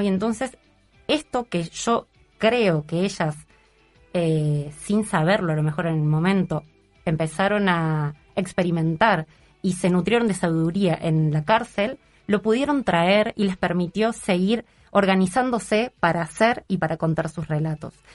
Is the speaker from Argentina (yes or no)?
yes; Córdoba, Argentina; moved away as an adult; now in Uruguay; que soy cordobesa